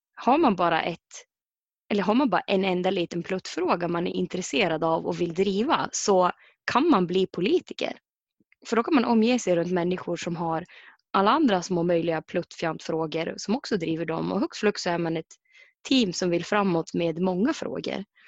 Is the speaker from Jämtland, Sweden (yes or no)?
yes; Mittådalen, Jämtland, Sweden; från Mittedalen, bor, och, bor i Mittedalen